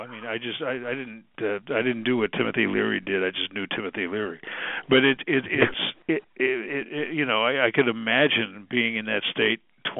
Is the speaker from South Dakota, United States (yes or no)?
no; about 2.5 hours west of Syracuse, New York, United States; I'm from about 2.5 hours west of Syracuse